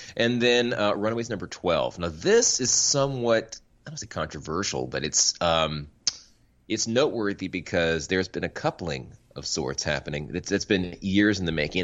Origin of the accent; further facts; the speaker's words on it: Florida, United States; I grew up in Florida.